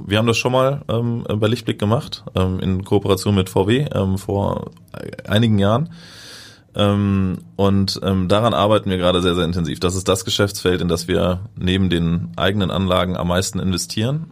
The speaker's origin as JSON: {"language": "German", "country": "Germany"}